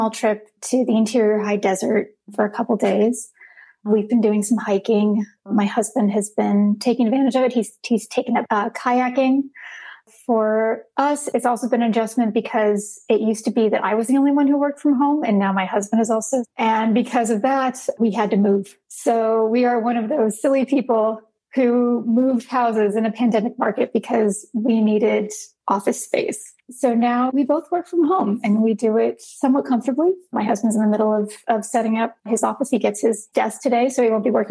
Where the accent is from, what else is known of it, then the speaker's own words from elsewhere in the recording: Los Angeles, California, United States; moved away; I grew up in Los Angeles